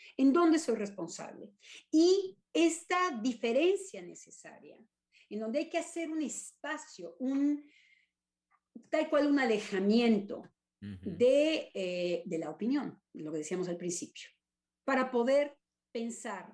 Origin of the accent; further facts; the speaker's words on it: Mexico; now in France; yo soy profundamente mexicana